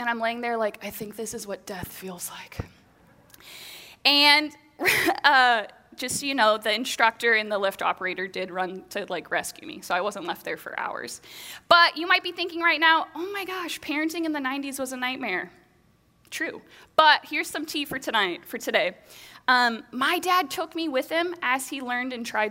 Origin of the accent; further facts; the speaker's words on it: Bellingham, Washington, United States; So I grew up here in the Pacific Northwest, here in Bellingham.